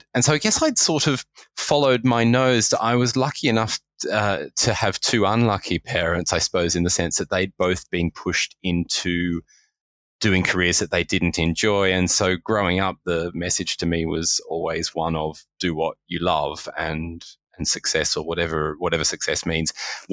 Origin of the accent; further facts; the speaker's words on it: Australia; moved away as an adult; also born or lived in United Kingdom; now in London, United Kingdom; I was born and raised in Australia and moved to the UK about 12 years ago.